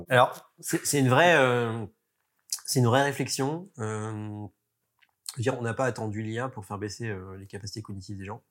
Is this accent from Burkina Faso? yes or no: no; France; en tant que Français